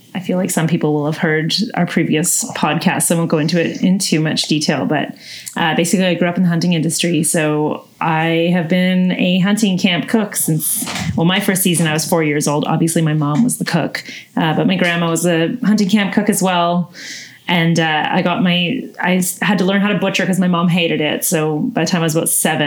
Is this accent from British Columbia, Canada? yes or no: yes; Northern BC, British Columbia, Canada; I'm from the Peace region